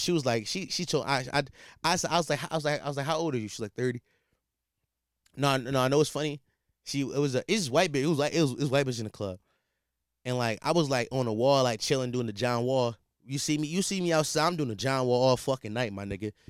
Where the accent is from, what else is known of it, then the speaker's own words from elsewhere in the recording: Philadelphia, Pennsylvania, United States; I'm from Philly.